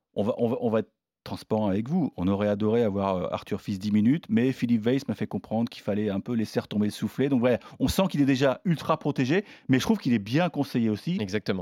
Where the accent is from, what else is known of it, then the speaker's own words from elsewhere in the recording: Normandy, France; je suis normand